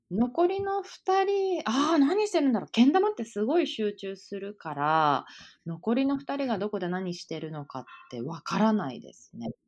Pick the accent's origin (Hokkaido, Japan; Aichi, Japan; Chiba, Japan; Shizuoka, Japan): Shizuoka, Japan; Shimizu; moved away as an adult; 私、静岡出身で